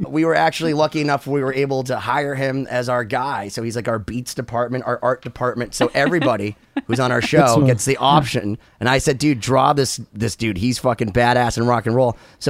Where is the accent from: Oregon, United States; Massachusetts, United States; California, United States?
Massachusetts, United States; Boston; We're from Boston.